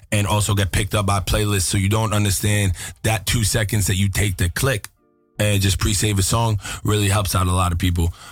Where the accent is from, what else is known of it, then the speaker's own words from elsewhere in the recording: Yonkers, New York, United States; also born or lived in Los Angeles; I was born in Los Angeles as well, you know, and I was mm-hmm. raised in Yonkers, New York.